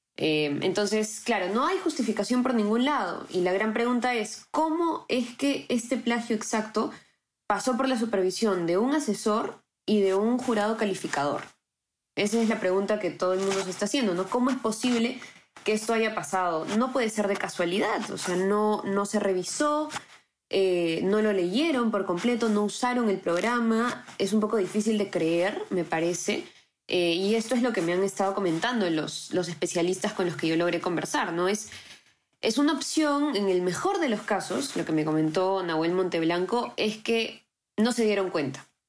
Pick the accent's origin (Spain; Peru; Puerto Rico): Peru; nosotros como peruanos